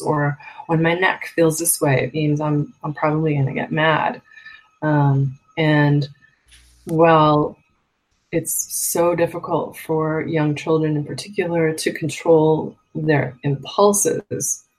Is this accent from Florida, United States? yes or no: no; Massachusetts, United States; I grew up in on the East Coast in Massachusetts